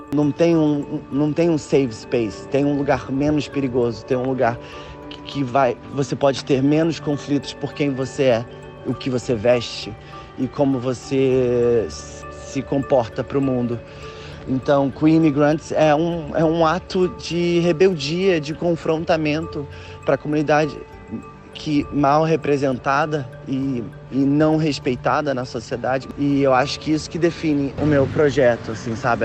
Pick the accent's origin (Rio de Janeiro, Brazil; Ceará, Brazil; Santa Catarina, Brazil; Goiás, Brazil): Rio de Janeiro, Brazil; Nilópolis; moved away as an adult; now in London, United Kingdom; Eu nasci uh, em Nilópolis, na Baixada Fluminense